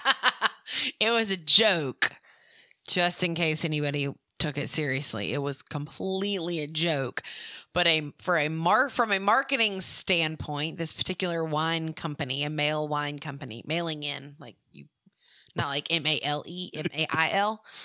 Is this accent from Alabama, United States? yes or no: yes; Mobile, Alabama, United States; moved away; also born or lived in Louisiana; I was born and raised in Mobile, which is where Mardi Gras originated